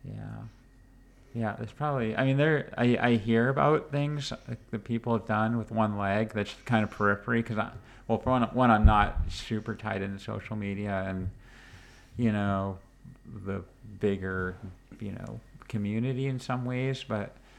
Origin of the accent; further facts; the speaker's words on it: Maine, United States; moved away; also born or lived in New Hampshire; I grew up in Maine